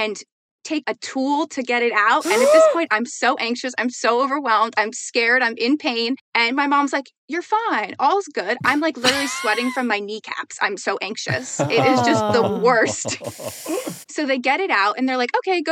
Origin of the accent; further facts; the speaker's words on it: New Jersey, United States; I'm from New Jersey